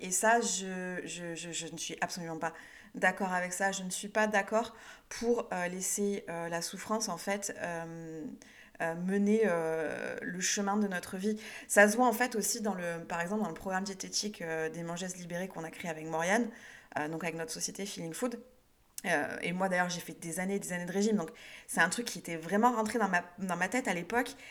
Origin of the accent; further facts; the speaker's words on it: France